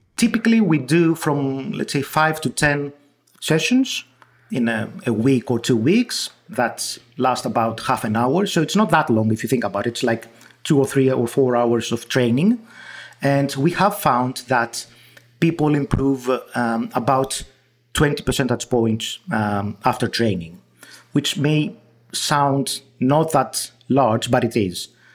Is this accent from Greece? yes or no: yes; Greece; accent: Greek; first language Greek; English is a second language; my Greek accent